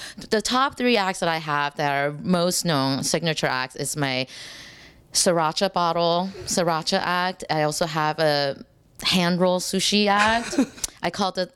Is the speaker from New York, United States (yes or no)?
no; Texas, United States; I'm from Texas